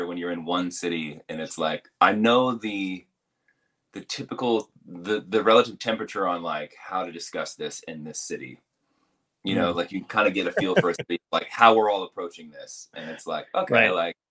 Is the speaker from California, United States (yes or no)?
no; Virginia, United States; I'm from Virginia